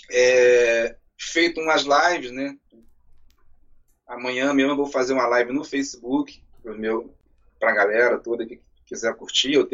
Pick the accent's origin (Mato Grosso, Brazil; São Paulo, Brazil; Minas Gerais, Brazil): Minas Gerais, Brazil; Raul Soares; now in Niterói, Brazil; A minha cidade é Raul Soares, na zona da mata de Minas.